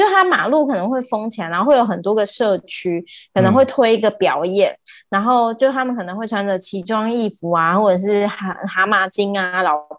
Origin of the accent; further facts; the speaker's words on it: Taiwan; 因为其实我们乡下地方会还蛮常，就是会有一些活动，